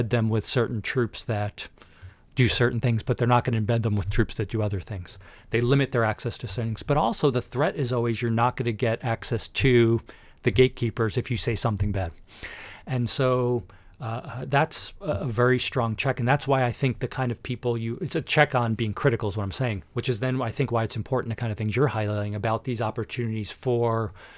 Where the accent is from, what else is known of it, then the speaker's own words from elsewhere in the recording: New Jersey, United States; So I grew up in Northern New Jersey. I went to Manhattan College in New York City for undergraduate.